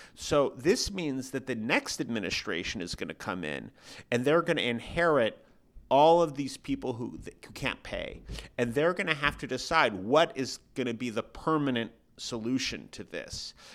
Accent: San Francisco, California, United States; San Francisco, which is my hometown

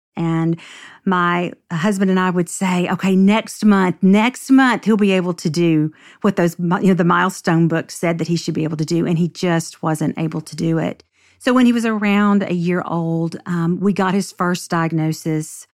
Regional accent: Nashville, Tennessee, United States; I grew up in Nashville and grew up in the Bible Belt

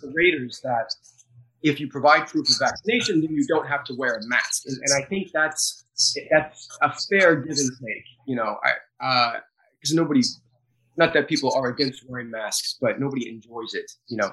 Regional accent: United States; Being an American

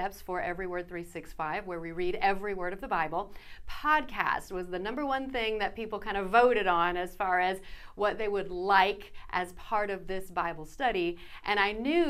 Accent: South Dakota, United States; moved away as an adult; also born or lived in Minnesota; now in Arkansas, United States; I'm not originally from here. I was originally from South Dakota, lived in Minnesota, said we'd live in Arkansas 2 years, and now it's been 20

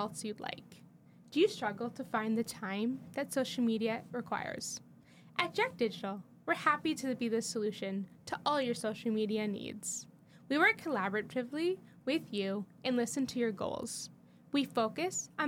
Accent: Canada; accent: Canadian; I'm Canadian

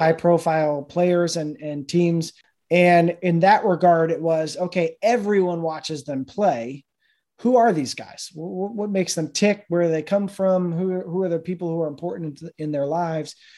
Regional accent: Rhode Island, United States; moved away; I grew up in Rhode Island

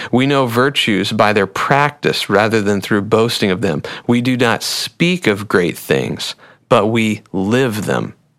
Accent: United States; American Christians

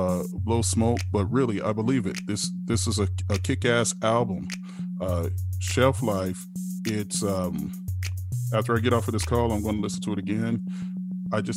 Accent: Chicago, Illinois, United States; I'm from Chicago

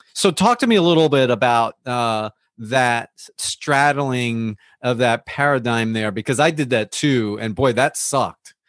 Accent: United States; we grew up here in the United States

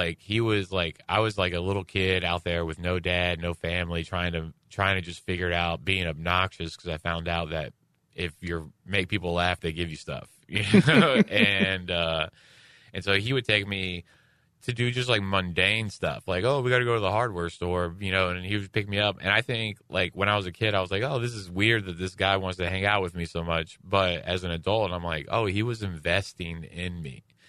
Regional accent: Houston, Texas, United States; And I'm from Houston, where it's 100 and 100, you know, 100 degrees and 100 degree humidity.

